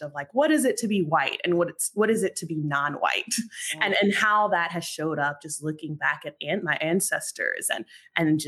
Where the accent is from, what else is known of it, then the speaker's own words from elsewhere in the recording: about 40 minutes from Durham, rural North Carolina, United States; moved away as an adult; also born or lived in New York / Washington, D.C.; I'm originally from North Carolina. I grew up in rural North Carolina, so about 40 minutes from Durham, North Carolina